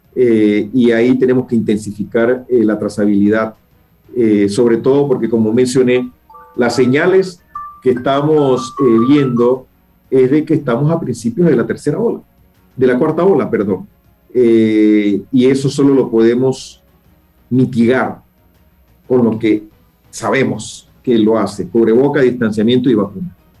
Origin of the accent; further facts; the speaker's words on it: Panama; como panameños